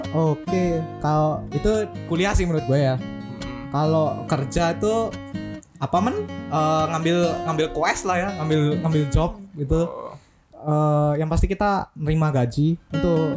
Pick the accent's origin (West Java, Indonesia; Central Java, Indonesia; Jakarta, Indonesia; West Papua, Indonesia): Central Java, Indonesia; Magelang; now in Denpasar, Indonesia; gue sendiri sih asalnya dari Magelang Jawa Tengah